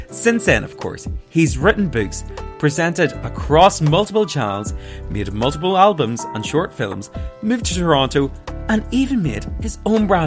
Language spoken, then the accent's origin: English; Ireland; maybe it's just my accent. I get that a lot. Do you know what I mean? I'm from North, you know, in Ireland.